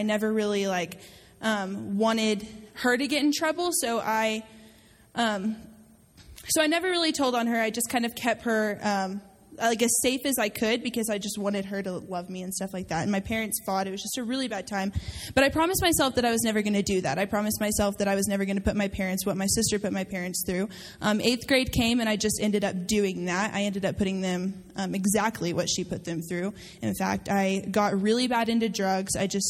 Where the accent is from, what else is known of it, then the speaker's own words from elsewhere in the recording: Amarillo, Texas, United States; I'm a DLA intern this year. I'm a first year. I am from Amarillo, Texas.